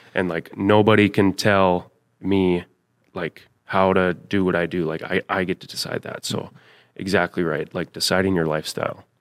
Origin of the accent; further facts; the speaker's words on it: Thief River Falls, Minnesota, United States; from Thief River Falls, Minnesota.